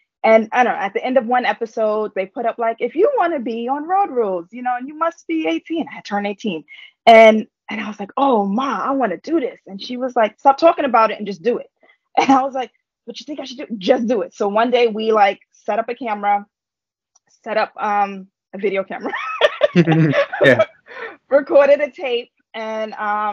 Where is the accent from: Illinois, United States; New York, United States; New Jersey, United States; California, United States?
New York, United States; New York City; I grew up in Harlem. Like, I grew up in New York